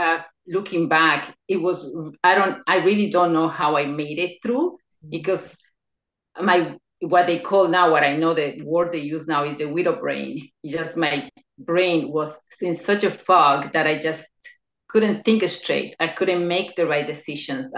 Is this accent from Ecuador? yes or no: yes; Ecuador; now in New York, United States; I'm originally from Ecuador. I was born there, but I relocated to the United States in 1990